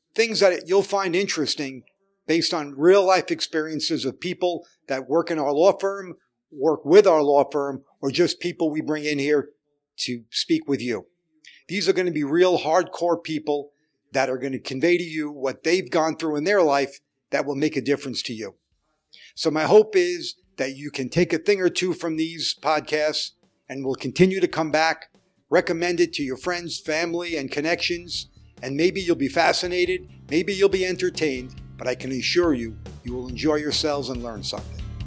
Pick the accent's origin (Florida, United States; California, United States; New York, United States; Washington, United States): New York, United States; New York City; also born or lived in Manhattan; I was born in Brooklyn and lived there most of my life till I moved to Manhattan